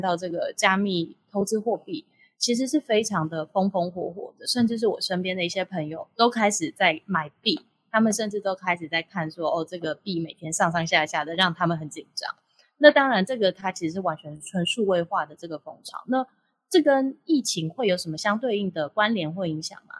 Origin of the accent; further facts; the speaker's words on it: Taiwan; 我们台湾人最喜欢就是到处旅游了